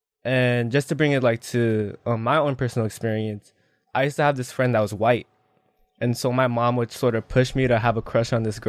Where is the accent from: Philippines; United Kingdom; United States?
Philippines; like we're both Filipino, which is pretty funny.